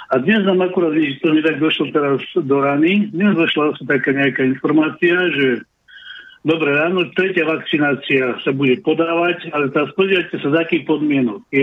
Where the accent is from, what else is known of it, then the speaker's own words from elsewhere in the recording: Slovakia; now in Finland; bol som týždeň doma na Slovensku